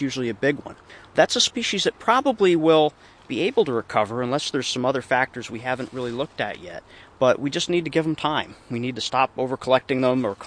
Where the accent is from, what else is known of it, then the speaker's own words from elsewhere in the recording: Circleville, New York, United States; also born or lived in Sullivan County, New York; when I was a child growing up in Circleville in Orange County